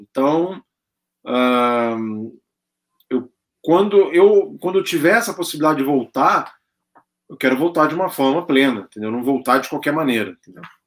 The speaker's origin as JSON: {"language": "Portuguese", "region": "Rio de Janeiro", "country": "Brazil", "moved": "as an adult", "lives_now": "São Paulo, Brazil", "said": "eu sou do Rio de Janeiro, mas já tinha morado em São Paulo"}